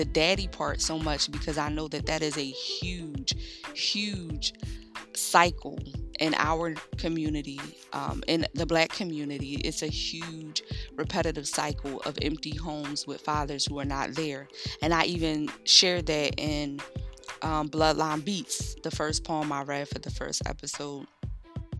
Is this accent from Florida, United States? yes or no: no; Philadelphia, Pennsylvania, United States; growing up in North Philly and heading off to Temple in the mornings